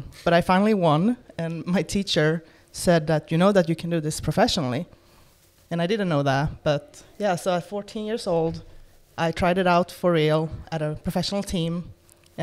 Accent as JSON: {"language": "English", "country": "Sweden", "tie": "born or raised there", "moved": "as an adult", "lives_now": "Florida, United States", "said": "I was born in Sweden. Currently live in Florida"}